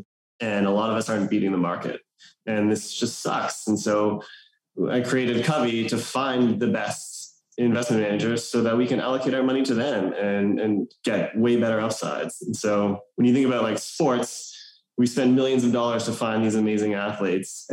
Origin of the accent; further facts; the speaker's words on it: Canada; moved away as an adult; now in New York, United States; I grew up in Canada. And now I'm living in New York. I've been here for 13 years